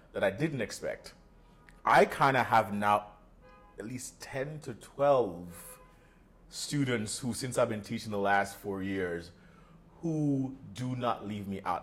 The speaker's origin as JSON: {"language": "English", "country": "Jamaica", "also_born_or_lived": "New York / London", "moved": "as an adult", "said": "being Jamaican, being from that side of the world"}